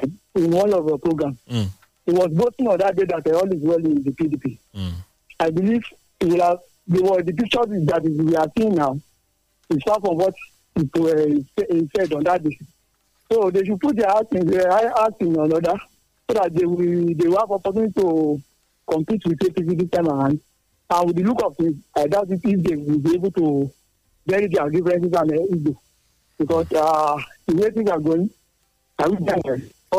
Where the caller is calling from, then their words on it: Ghana; I'm calling from Ghana.